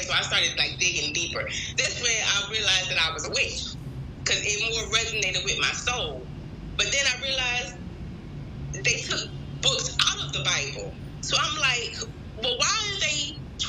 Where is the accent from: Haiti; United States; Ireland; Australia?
United States; Philadelphia, Pennsylvania; moved away; also born or lived in the South (US); I'm from Philadelphia.